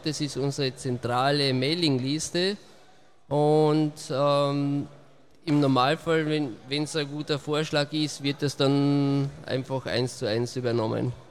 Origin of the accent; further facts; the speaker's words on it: Austria; Ich komme aus Österreich, also ziemlich weit angereist.